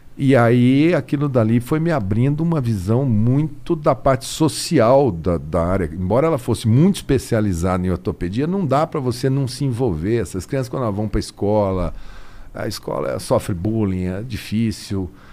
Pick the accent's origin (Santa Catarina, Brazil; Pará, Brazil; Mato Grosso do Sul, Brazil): Mato Grosso do Sul, Brazil; Campo Grande; moved away; Eu sou de Campo Grande, de Mato Grosso do Sul